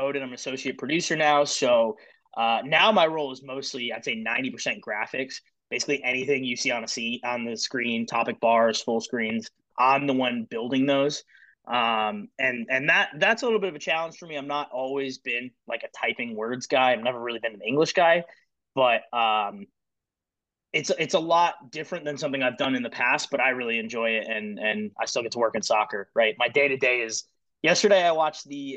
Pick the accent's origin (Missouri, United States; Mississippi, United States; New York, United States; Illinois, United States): Illinois, United States; Chicago; I'm from Chicago